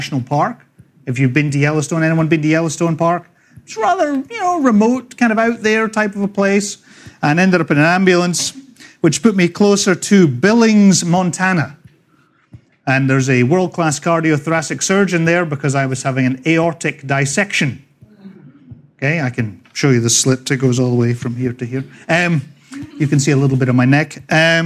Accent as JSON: {"language": "English", "region": "Scotland", "country": "United Kingdom", "tie": "born or raised there", "also_born_or_lived": "Dundee, Scotland / England / California", "accent": "Scottish", "moved": "as an adult", "lives_now": "Northport, United States", "said": "I was born in the green and pleasant land of Scotland a long, long time ago. After growing up all over Scotland"}